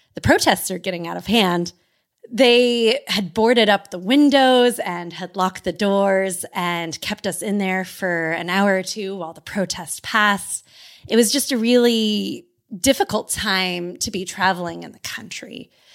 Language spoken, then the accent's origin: English; California, United States; as a Californian